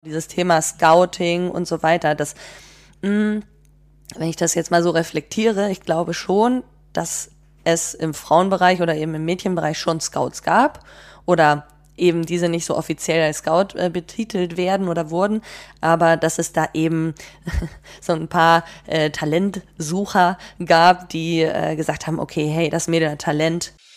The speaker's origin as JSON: {"language": "German", "town": "Bad Segeberg", "region": "Schleswig-Holstein", "country": "Germany", "tie": "born or raised there", "also_born_or_lived": "Leverkusen / Basel / Freiburg", "moved": "as an adult", "said": "ich bin zwar in Schleswig-Holstein aufgewachsen, also in Bad Segeberg"}